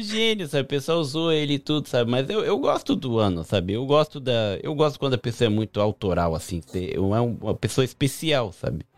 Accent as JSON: {"language": "Portuguese", "country": "Japan", "tie": "born or raised there", "said": "eu cresci aqui no Japão"}